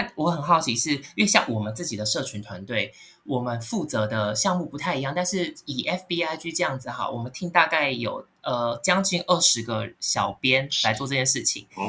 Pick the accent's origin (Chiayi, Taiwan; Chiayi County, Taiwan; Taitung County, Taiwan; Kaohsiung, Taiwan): Kaohsiung, Taiwan; moved away as an adult; now in Taipei, Taiwan; 我是高雄人，然后我来台北念书，然后毕业工作到现在大概十年的时间